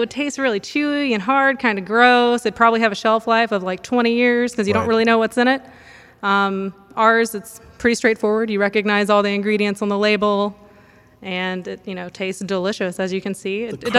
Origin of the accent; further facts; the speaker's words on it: Mississippi, United States; moved away; also born or lived in New Orleans; That is my first name. So should clarify that I'm from Mississippi originally.